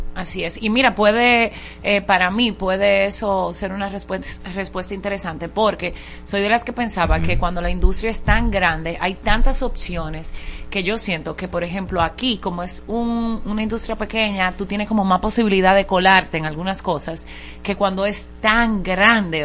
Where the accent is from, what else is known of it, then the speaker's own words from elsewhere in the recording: Dominican Republic; me siento dominicana